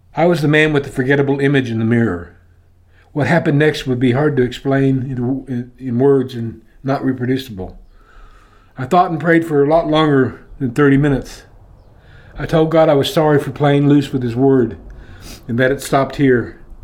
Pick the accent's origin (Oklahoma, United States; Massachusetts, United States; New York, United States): Oklahoma, United States; Oklahoma City; Growing up in Oklahoma City